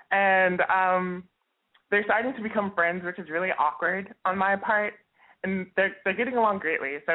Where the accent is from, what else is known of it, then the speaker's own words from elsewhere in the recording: Baton Rouge, Louisiana, United States; I am 20. I'm from Louisiana, Baton Rouge, represent.